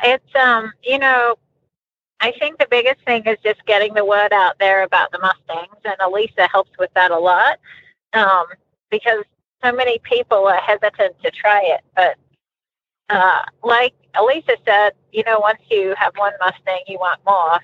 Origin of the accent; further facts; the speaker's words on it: Australia; moved away as an adult; also born or lived in Colorado; now in United States; growing up in Australia. And we did everything in the world with horses.